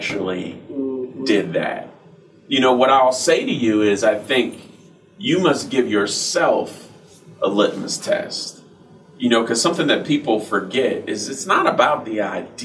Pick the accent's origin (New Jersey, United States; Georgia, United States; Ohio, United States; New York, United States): Ohio, United States; now in Nashville, United States; we're from Ohio, so it's a really racist town